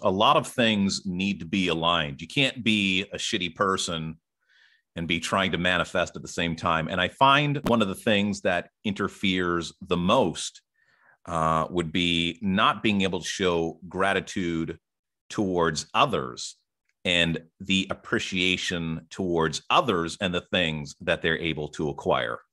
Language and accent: English; Ottawa, Ontario, Canada; I am from Ottawa, Ontario